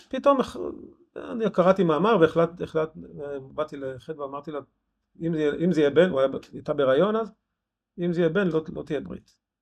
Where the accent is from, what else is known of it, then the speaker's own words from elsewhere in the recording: Ein Harod, Northern District, Israel; moved away; also born or lived in Rosh Pinna; נולדתי בן חרודן